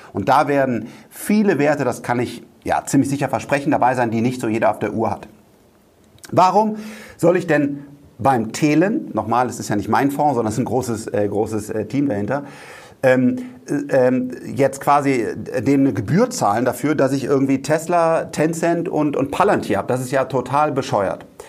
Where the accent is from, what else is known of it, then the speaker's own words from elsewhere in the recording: Rhineland, Germany; ich bin Rheinländer